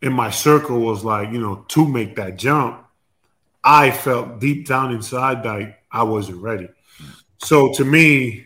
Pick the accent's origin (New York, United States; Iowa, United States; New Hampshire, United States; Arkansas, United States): New York, United States; New York City; I'm from Queens